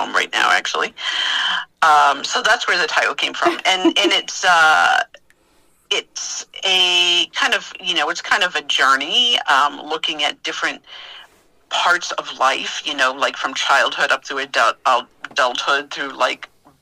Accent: Massachusetts, United States; moved away as an adult; also born or lived in Manassas, Virginia; now in Virginia, United States; I'm originally from Massachusetts

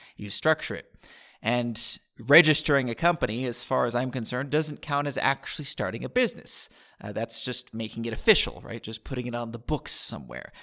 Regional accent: San Diego, California, United States; moved away as an adult; also born or lived in Costa Rica; now in Vilcabamba, Ecuador; I grew up in San Diego

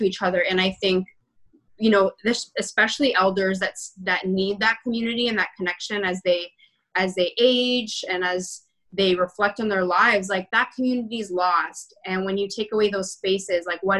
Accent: Toronto, Ontario, Canada; I was born in Rexdale and I grew up right behind the Rexdale Mall for a bit of my childhood.

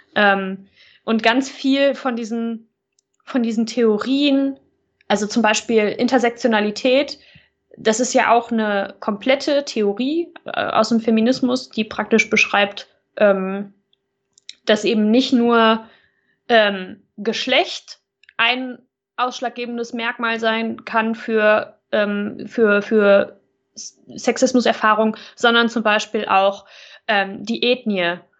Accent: near Cologne, North Rhine-Westphalia, Germany; ich komme ja aus der Nähe von Köln

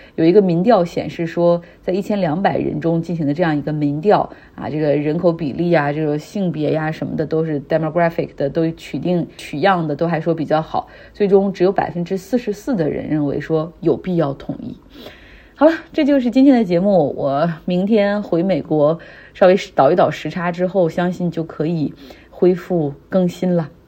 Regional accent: Harbin, Heilongjiang, China; 像我老家哈尔滨

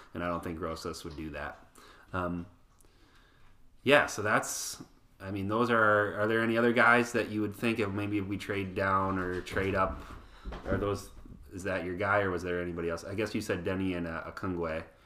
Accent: Waseca, Minnesota, United States; my hometown Waseca

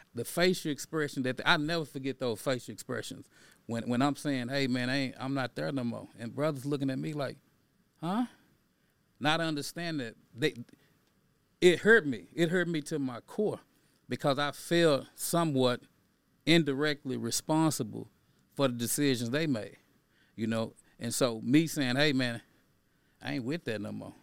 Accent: Dallas, Texas, United States; I grew up in Fraser Courthousing Project.

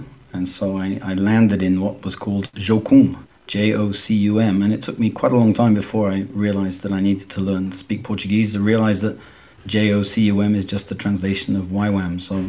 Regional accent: Southampton, South East England, United Kingdom; accent: southern Southampton; moved away as an adult; now in Fortaleza, Brazil; I'm English by origin, but I have lived in Brazil for 23 years, and so I'm afraid my strong southern Southampton accent has gone away.

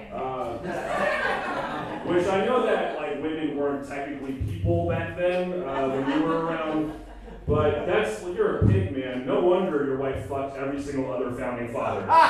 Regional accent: outside of Philadelphia, Pennsylvania, United States; I grew up outside of Philadelphia

